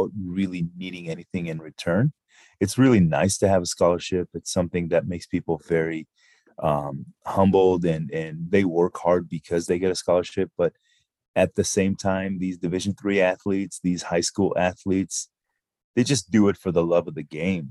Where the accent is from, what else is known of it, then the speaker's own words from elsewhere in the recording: Israel; moved away as an adult; Born and raised in Israel. I spent the first almost 23 years of my life there.